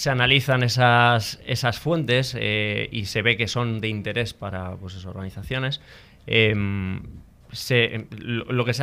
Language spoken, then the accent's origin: Spanish; San Sebastián, Basque Country, Spain; De Donostia.